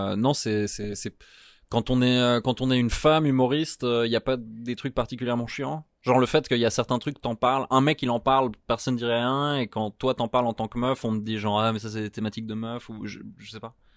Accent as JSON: {"language": "French", "country": "Switzerland", "said": "moi, je suis suisse"}